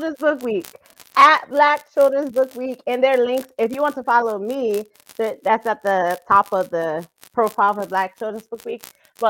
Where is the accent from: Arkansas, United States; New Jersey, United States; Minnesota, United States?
New Jersey, United States; I am originally from New Jersey